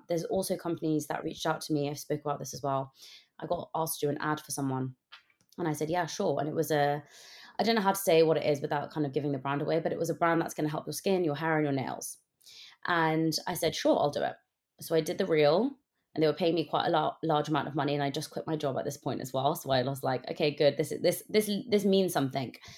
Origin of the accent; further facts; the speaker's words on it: United Kingdom; growing up as a British South Asian girl in the U K